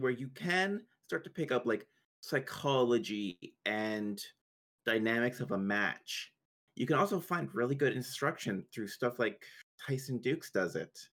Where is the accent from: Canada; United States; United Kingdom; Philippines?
Canada; I'm Canadian